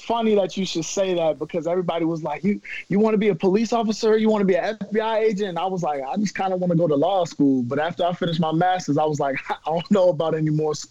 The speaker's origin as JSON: {"language": "English", "region": "Maryland", "country": "United States", "moved": "as an adult", "said": "I'm from Maryland, you know, so we're getting inches of snow"}